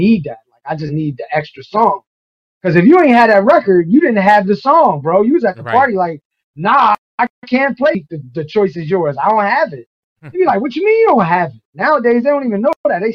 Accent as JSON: {"language": "English", "town": "New York City", "region": "New York", "country": "United States", "tie": "born or raised there", "also_born_or_lived": "Boston", "moved": "as an adult", "said": "came back down to Brooklyn. And I grew up there until I was in college"}